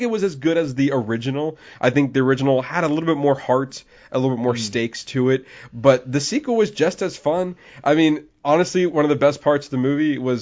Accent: Florida, United States; I'm mainly born and raised in Florida.

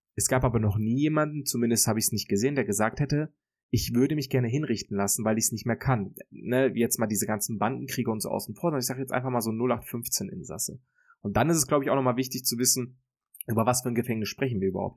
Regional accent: Germany; dann würde ich mich, glaube ich, tatsächlich für mein Heimatland entscheiden

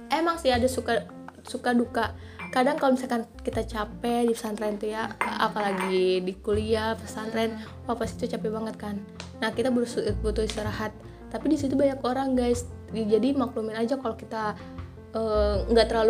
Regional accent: Tangerang, Banten, Indonesia; Karena saya orang Tangerang dan di sini Sundanya sudah kasar.

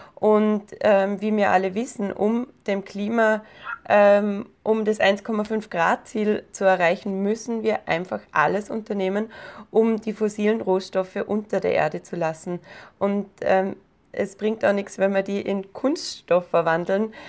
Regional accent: Austria; Bei uns in Österreich

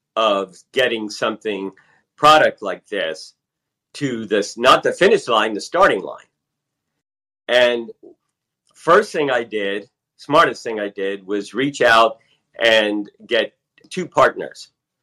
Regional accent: Nevada, United States; born there; You know, I was born on Nellis Air Force Base, you know, Area 51 in 1957

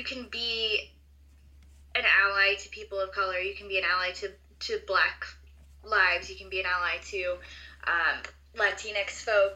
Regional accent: Long Beach, California, United States; I grew up in Long Beach, California

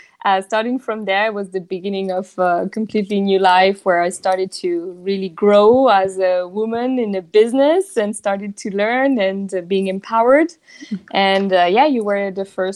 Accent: southern France, France; English is a second language; moved away as an adult; also born or lived in Japan / Switzerland / Germany / Spain; now in Barcelona, Spain; I grew up in the south of France. So I'm not from Paris

